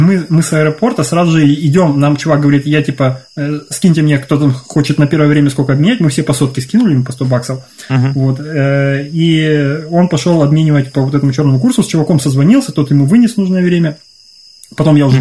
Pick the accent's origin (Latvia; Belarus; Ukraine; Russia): Ukraine; moved away; я вырос в Украине